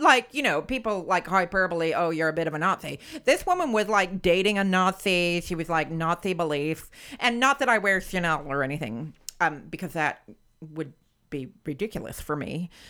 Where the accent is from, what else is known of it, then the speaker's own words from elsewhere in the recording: United States; as an American